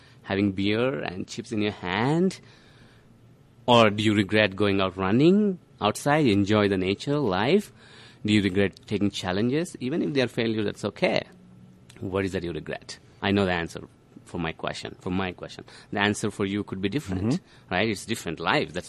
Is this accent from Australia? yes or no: no; India; now in Denver, United States; I'm an Indian.